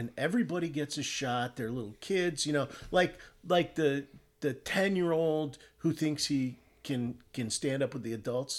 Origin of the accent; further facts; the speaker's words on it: Connecticut, United States; moved away as an adult; also born or lived in Los Angeles; I grew up in Connecticut, obviously.